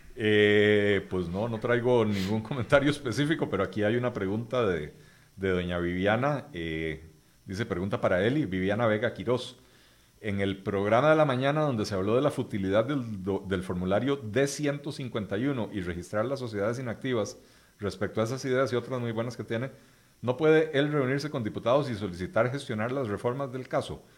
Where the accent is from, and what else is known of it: Costa Rica